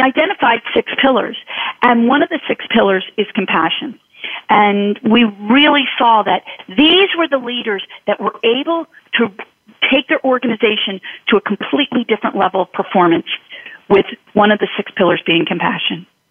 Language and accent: English; Philadelphia, Pennsylvania, United States; I grew up in Philly